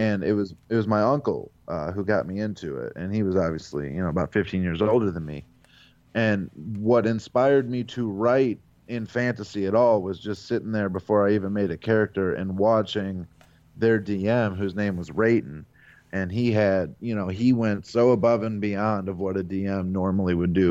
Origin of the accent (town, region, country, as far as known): Avon Lake, Ohio, United States